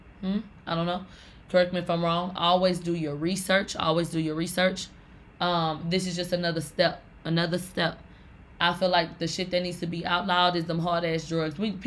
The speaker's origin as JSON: {"language": "English", "town": "Houston", "region": "Texas", "country": "United States", "said": "I'm from Houston, Texas"}